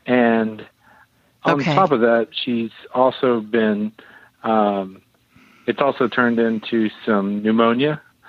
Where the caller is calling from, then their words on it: Arlington, Texas, United States; I'm calling from Arlington, Texas.